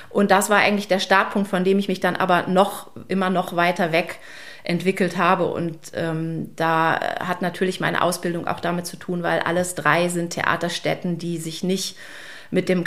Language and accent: German; Germany; ich komme nicht aus Bremen, aber aus der Nähe